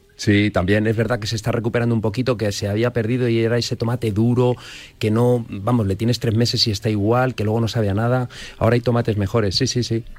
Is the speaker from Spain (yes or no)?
yes; Madrid, Community of Madrid, Spain; yo también ah, soy de Madrid